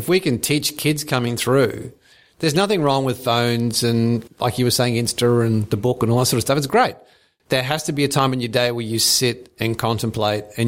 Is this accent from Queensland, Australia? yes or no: yes; Brisbane, Queensland, Australia; I grew up in Brisbane